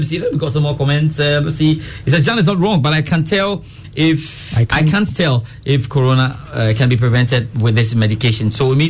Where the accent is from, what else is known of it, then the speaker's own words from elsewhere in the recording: Accra, Greater Accra, Ghana; Not Ashalibotwe. I grew up 37, actually.